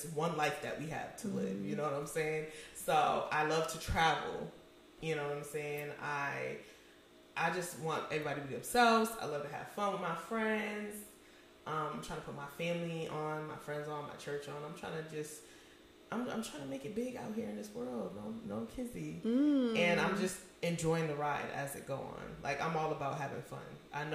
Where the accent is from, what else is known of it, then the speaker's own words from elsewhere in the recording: Springfield, Massachusetts, United States; now in Atlanta, United States; I am from Massachusetts, Springfield